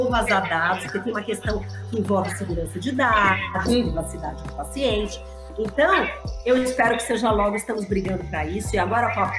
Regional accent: São Paulo, Brazil; Olha, eu posso, eu sou de São Paulo, eu posso atender uma pessoa lá no Amapá?

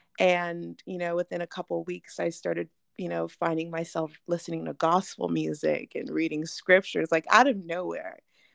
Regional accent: Nigeria; Well, I actually grew up Christian, and I am Nigerian, and so we grew up going to like super African churches every other Sunday.

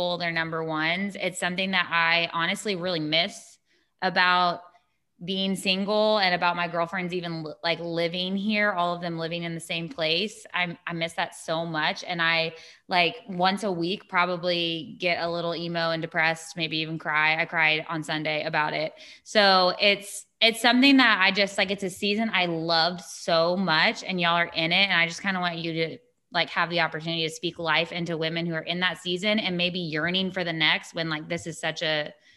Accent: Dallas, Texas, United States; moved away; we're both from Dallas

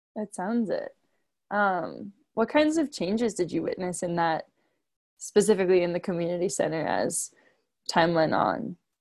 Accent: Pleasantville, New York, United States; I'm from Pleasantville, New York, and I'm a junior at Colorado College

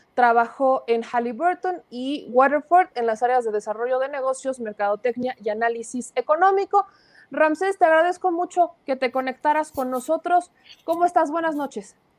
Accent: Mexico

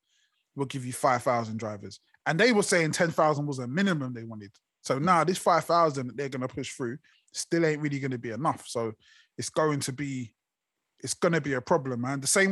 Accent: United Kingdom; us as the British public

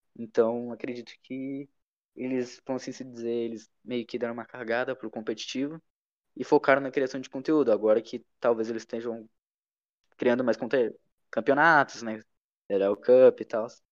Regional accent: Brazil; a gente é brasileiro, tem o um jeitinho brasileiro de fazer as coisas

